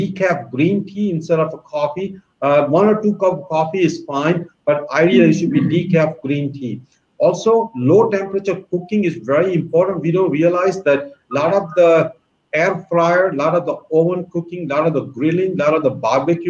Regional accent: India; now in United States; when I was growing up in India

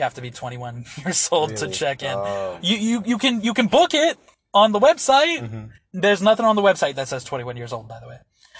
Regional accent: Pennsylvania, United States; also born or lived in Orlando, Florida / Butte, Montana; I was born in Orlando, Florida. I lived in Pennsylvania for most of my life. Because of financial reasons, when I had gotten out of high school, I had to live with my father who was living in Montana

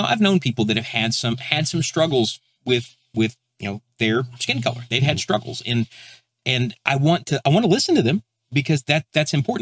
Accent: Texas, United States; where I'm from Texas

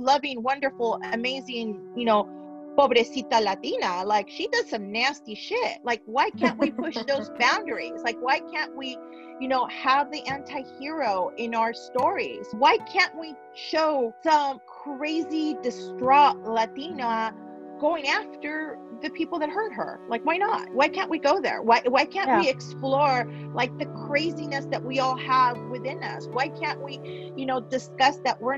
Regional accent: Los Angeles, California, United States; also born or lived in Mexico; I grew up here in the San Fernando Valley, but I also lived in Mexico for 5 years

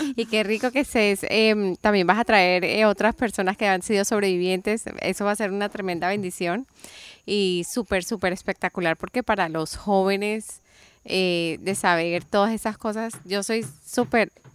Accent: Colombia; moved away; yo crecí en Colombia

